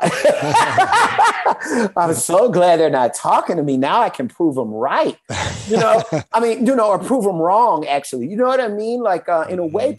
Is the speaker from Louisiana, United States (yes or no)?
yes; Louisiana, United States; now in Atlanta, United States; I'm from Louisiana